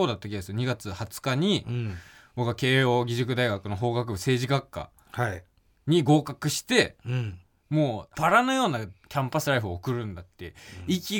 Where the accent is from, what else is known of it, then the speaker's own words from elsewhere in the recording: Okayama, Japan; accent: Okayama dialect; moved away as an adult; now in Tokyo, Japan; その俺が方言しか喋れなかったっていう、うん、その岡山で生まれ育ってずっと岡山弁を喋ってきてさ、